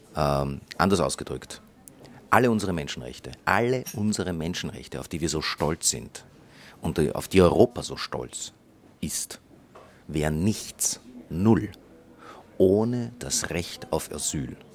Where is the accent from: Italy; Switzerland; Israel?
Israel; ich bin geboren in Israel